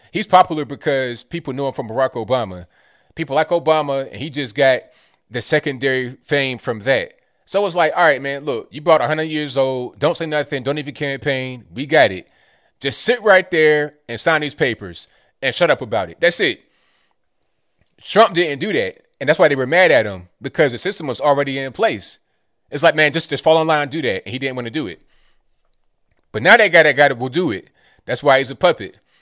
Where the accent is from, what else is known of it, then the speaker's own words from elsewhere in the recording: Virginia, United States; I'm from Virginia